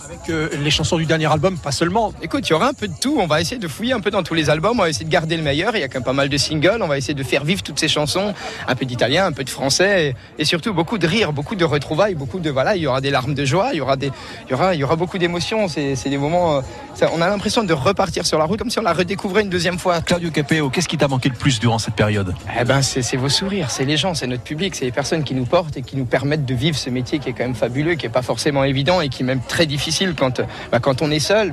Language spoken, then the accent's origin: French; Alsace, Grand Est, France; je suis d'Alsace